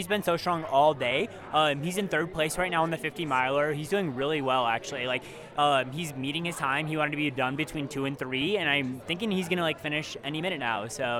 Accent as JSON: {"language": "English", "region": "Michigan", "country": "United States", "lives_now": "Denver, United States", "said": "And I'm from Michigan, but we're all in Denver now. So we all live in Denver now."}